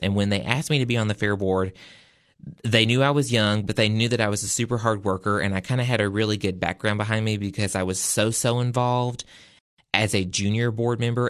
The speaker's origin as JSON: {"language": "English", "region": "the South", "country": "United States", "said": "I'm from the South"}